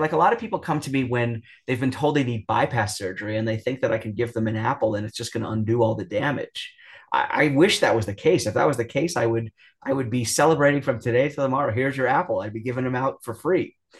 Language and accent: English; New York, United States; I'm from New York